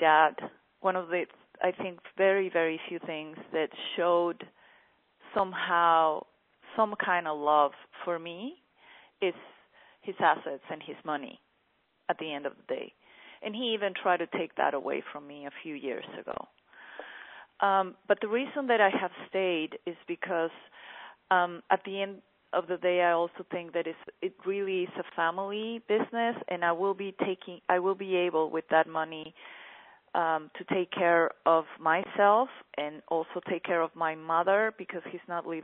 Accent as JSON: {"language": "English", "country": "Mexico"}